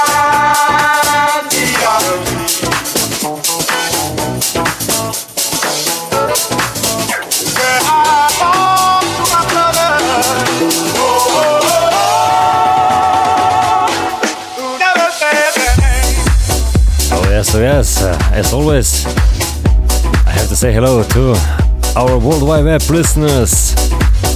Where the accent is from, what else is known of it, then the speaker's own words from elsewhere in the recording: Slovenia; first language Slovenian; English is a second language; my native language, Slovenian